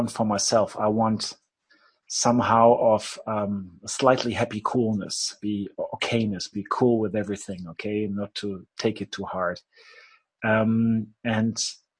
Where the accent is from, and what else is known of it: Germany